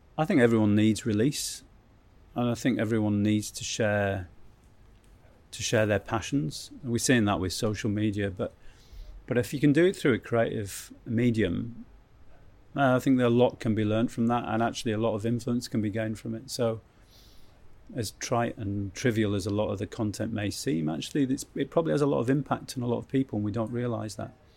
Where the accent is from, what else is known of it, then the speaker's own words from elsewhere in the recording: Keswick, North West England, United Kingdom; I grew up in Keswick